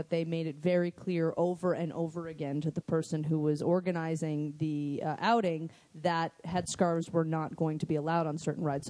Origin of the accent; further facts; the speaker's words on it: Boston, Massachusetts, United States; I am from Boston, Massachusetts.